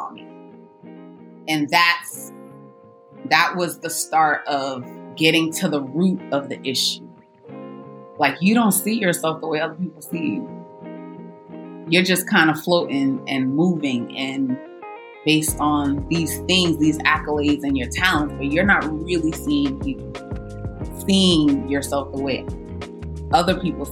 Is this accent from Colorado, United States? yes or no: no; New York City, New York, United States; also born or lived in Los Angeles; growing up in Brooklyn